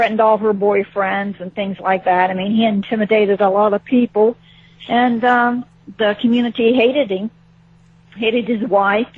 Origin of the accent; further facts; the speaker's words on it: Ohio, United States; moved away; I'm originally from Ohio, a small town in Ohio